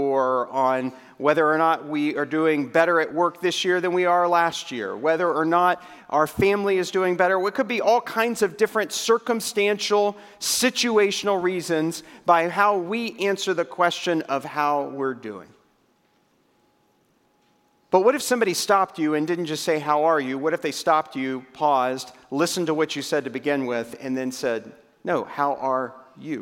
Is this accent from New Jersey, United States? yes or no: no; Waco, Texas, United States; in Central Texas in my hometown when a brand new restaurant comes to the greater metropolitan area of Waco, Texas.